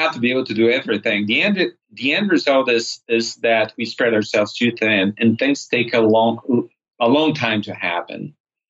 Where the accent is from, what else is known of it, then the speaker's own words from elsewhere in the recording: Minas Gerais, Brazil; moved away as an adult; also born or lived in California / São Paulo / south of Brazil; Minas Gerais, my home state.